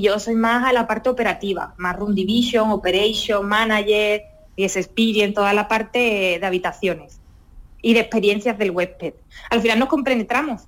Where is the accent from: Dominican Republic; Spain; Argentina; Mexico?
Spain; Sanlúcar de Barrameda, Andalusia; moved away; yo me siento andaluza de cabeza a los pies, muy orgullosa de esa andaluza siempre lo digo, y, y sanluqueña